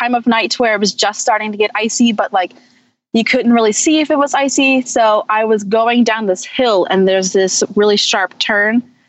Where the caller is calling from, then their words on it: Oakland, Maryland, United States; From Oakland, Maryland.